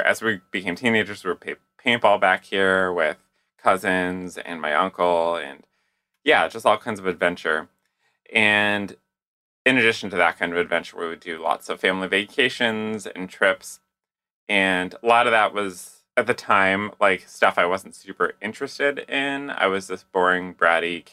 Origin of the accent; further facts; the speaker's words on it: Candia, New Hampshire, United States; I grew up in southern New Hampshire in a town called Candia, which is a few minutes outside of Manchester